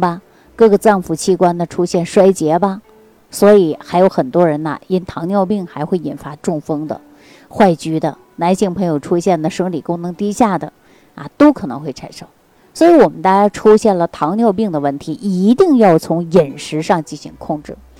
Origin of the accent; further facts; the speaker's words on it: China; 并不是我们中国人有啊